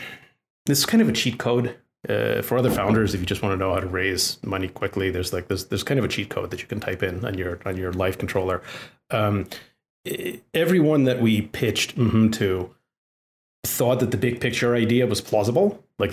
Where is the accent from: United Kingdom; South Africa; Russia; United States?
Russia; English is a second language; as a little kid growing up in the Soviet Union, 80% of the people I knew were named either Alex or Natasha.